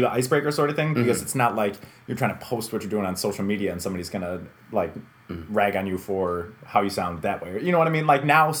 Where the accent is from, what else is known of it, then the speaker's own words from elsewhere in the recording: Holland Patent, New York, United States; also born or lived in Syracuse, New York; I grew up in Syracuse for a couple of years. Nice. We moved into Holland Patton, and I started kindergarten there.